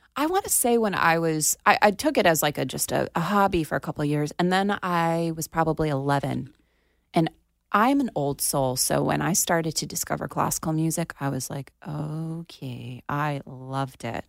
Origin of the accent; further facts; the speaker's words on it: Plantation, Florida, United States; my hometown in Plantation